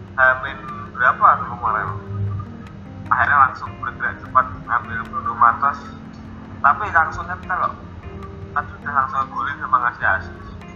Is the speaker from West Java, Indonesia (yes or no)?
no; Semarang, Central Java, Indonesia; Saya sebagai orang Semarang, sebagai Semarang fans